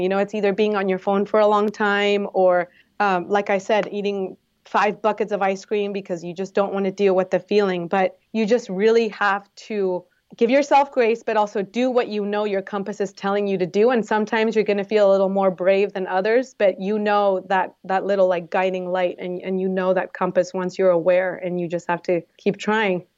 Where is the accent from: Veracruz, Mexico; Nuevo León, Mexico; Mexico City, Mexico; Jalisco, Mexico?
Jalisco, Mexico; Guadalajara; moved away as an adult; now in San Diego, United States; I am originally from Guadalajara in Mexico, but I've been in San Diego for almost ten years.